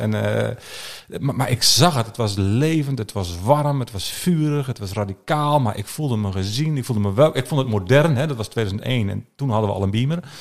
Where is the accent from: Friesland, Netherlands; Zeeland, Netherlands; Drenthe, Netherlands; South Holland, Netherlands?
Drenthe, Netherlands; Alteveer; Ik ben, eh, geboren en getogen in Alteveer. Dat is een klein dorpje, eh, onder Hogeveen.